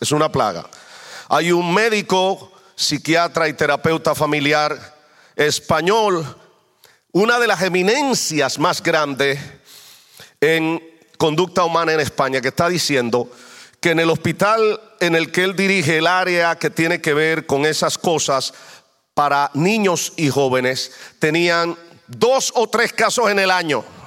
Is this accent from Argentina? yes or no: no; Dominican Republic; moved away; yo vengo de otro contexto diferente. Yo soy dominicano